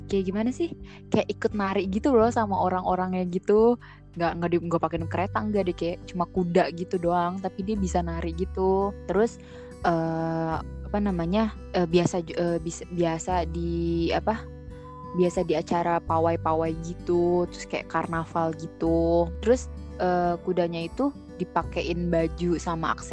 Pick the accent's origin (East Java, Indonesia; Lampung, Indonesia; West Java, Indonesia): West Java, Indonesia; Sumedang; di kampung gue tuh di Semedang ya. Ya jadi kan kampung gue itu Semedang ya. Semedang itu kan Sunda ya.